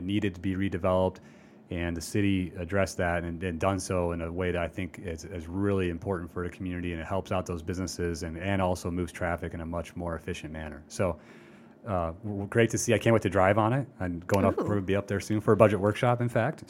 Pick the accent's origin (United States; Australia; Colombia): United States; Iowa City, Iowa; That's the city of Iowa City, my hometown